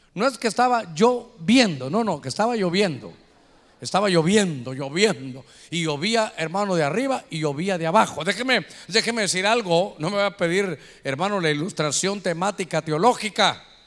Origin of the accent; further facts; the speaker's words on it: Honduras; aquí somos catrachos